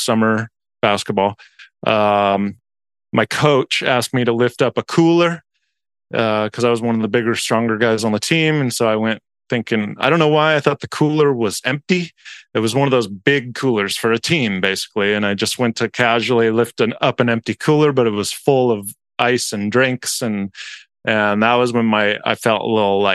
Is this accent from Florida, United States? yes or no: no; Lake Forest, California, United States; we grew up in South Orange County, Lake Forest specifically